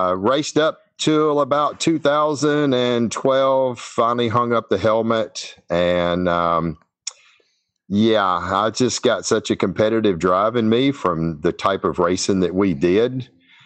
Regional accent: Shreveport, Louisiana, United States; I'm from Shreveport, Louisiana. I've been down here pretty much all my entire life.

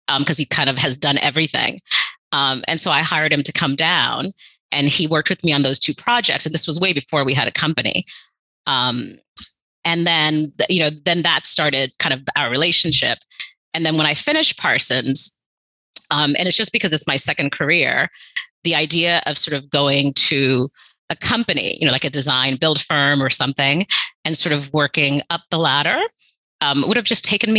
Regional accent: Haiti; also born or lived in New York City, United States; So I grew up partly in Haiti, partly in New York City.

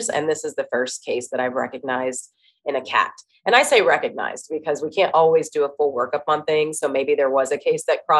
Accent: Dayton, Ohio, United States; I'm from Dayton, Ohio. It's a city, but a smaller size city. And I went to a small Christian school

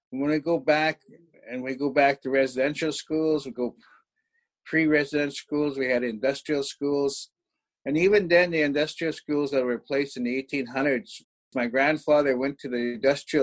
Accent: Morley, Alberta, Canada; I was born in Morley, Alberta, in the Indian hospital there

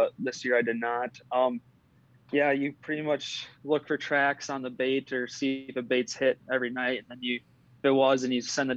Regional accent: Barron, Wisconsin, United States; my hometown, which is Barron

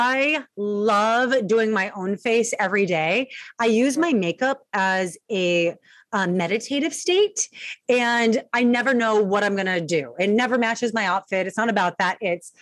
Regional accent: Long Beach, California, United States; I'm from Long Beach, California

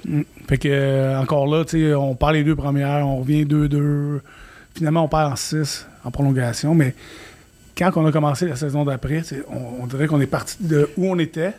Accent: Quebec, Canada; Je suis québécois

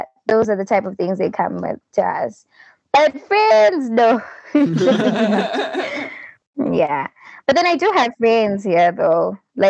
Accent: Zimbabwe; I come from Zimbabwe. That's in Africa, Southern Africa. I'm dual ethnic, so I'm Ndebele and I'm Shona, which are two tribes that are here in Zimbabwe.

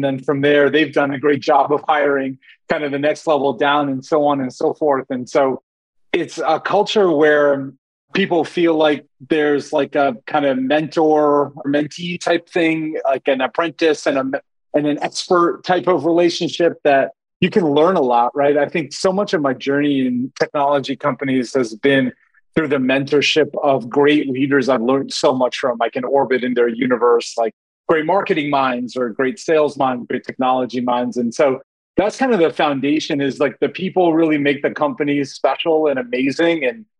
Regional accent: India; moved away; I mean, I'm Indian, I'm an immigrant. Like, we moved here in 1985.

